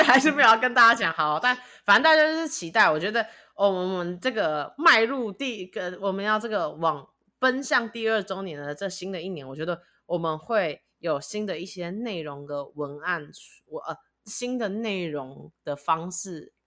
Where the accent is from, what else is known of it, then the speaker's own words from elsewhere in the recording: Taiwan; now in United States; 我就是一个台湾人，我，我有属于我的地方。我觉得美国有可能未来会是我，就是最长久居住的生活主场景，但我觉得我的家永远在台湾